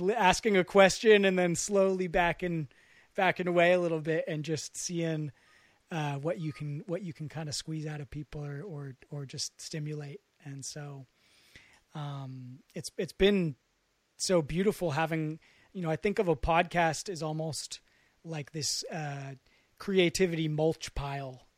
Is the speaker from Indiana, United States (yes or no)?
no; West Marin County, California, United States; I'm from Mar-, West Marin County